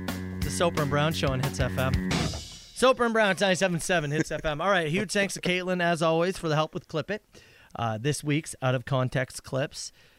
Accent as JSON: {"language": "English", "region": "Manitoba", "country": "Canada", "tie": "born or raised there", "said": "I grew up in Manitoba, and when you see one in person, literally, your pants."}